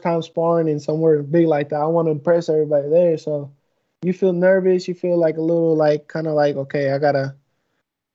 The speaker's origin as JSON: {"language": "English", "town": "Sacramento", "region": "California", "country": "United States", "tie": "born or raised there", "said": "I grew up in Sacramento"}